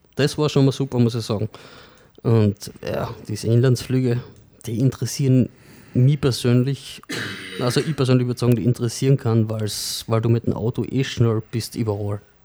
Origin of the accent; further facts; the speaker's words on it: Sankt Veit an der Glan, Carinthia, Austria; gebürtig aus St. Veit, beziehungsweise aktuell im Klangfahrtshaus. Bin im Gegensatz zum Christian ein immer schon ein echter Kärntner